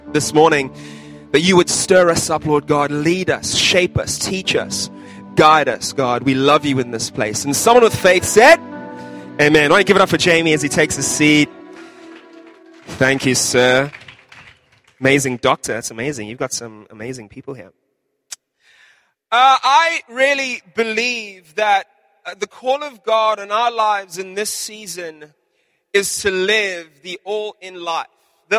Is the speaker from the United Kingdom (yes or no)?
no; South Africa; When I was growing up in South Africa